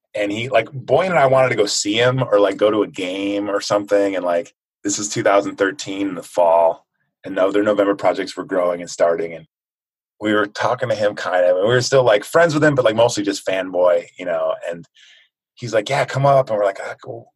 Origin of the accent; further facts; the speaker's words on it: United States; I grew up in the United States.